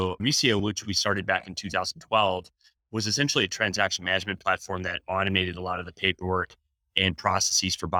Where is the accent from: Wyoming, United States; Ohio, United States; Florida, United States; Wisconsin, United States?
Wisconsin, United States; ever since the late 80s growing up in Wisconsin